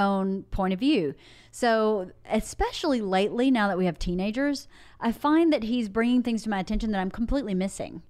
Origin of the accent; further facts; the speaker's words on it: Georgia, United States; I'm from Georgia.